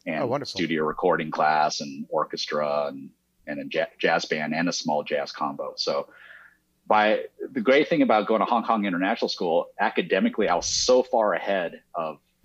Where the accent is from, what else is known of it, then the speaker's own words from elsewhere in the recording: Fresno, California, United States; moved away as an adult; also born or lived in Osaka, Japan / New York City; now in Los Angeles, United States; I grew up in Central California in Fresno